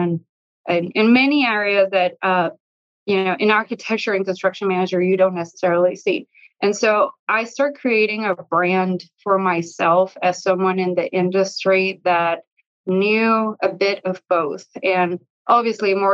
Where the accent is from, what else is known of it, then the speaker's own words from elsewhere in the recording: Mexico; moved away as an adult; I actually was born and raised in Mexico, I was there until college.